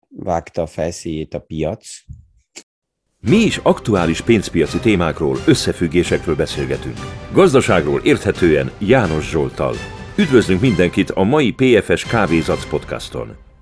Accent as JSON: {"language": "Hungarian", "country": "Austria", "said": "mint osztrák"}